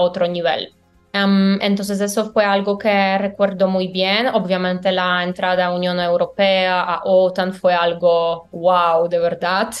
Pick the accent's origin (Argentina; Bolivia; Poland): Poland; born or raised there; Spanish is a second language; moved away as an adult; also born or lived in Valencia, Spain; now in Colombia